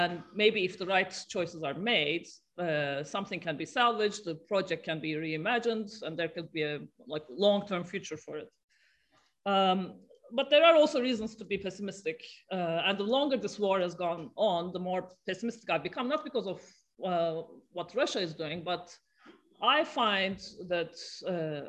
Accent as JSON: {"language": "English", "country": "Turkey", "said": "I'm from Turkey"}